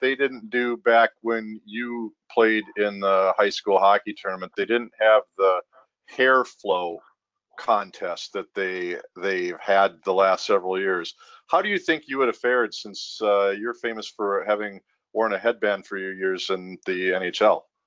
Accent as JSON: {"language": "English", "town": "Minneapolis", "region": "Minnesota", "country": "United States", "tie": "born or raised there", "said": "as a kid growing up in South Minneapolis"}